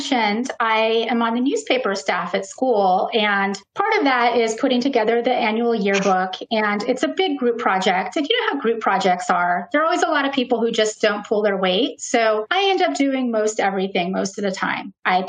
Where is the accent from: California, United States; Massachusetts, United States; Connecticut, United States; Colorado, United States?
California, United States; I was born in California and I grew up on the West Coast.